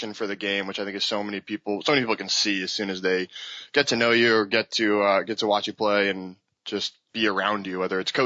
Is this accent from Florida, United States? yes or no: no; Long Island, New York, United States; now in North Carolina, United States; where I grew up on Long Island